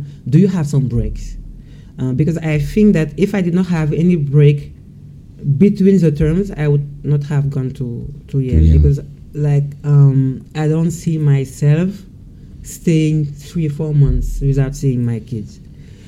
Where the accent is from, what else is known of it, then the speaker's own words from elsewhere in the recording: Senegal; moved away as an adult; now in France; I was born and raised in Senegal.